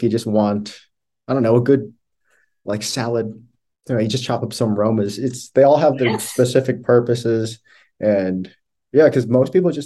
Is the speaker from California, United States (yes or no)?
yes; Northern California, United States; I'm from Northern California